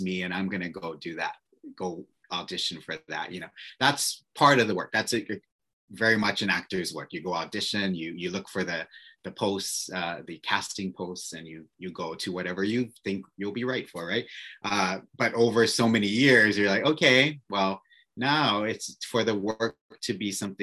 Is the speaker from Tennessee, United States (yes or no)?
no; Oahu, Hawaii, United States; moved away as an adult; also born or lived in New York; So I am born and raised on Oahu. And so I'm a local, kind of a local kid